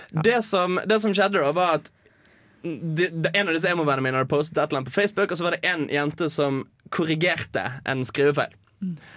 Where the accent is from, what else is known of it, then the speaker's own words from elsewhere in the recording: Bergen, Vestland, Norway; moved away; jeg er hjemme i Bergen